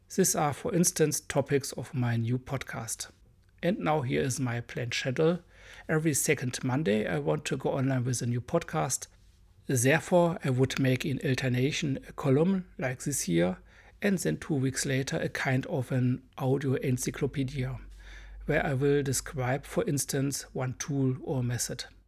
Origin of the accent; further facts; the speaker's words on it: Germany; accent: hard accent; English is a second language; I'm a German boy